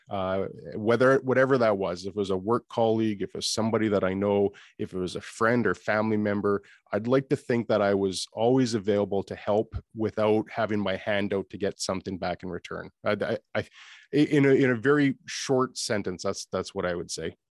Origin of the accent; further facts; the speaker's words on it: Canada; accent: Canadian; being Canadian is that we are a community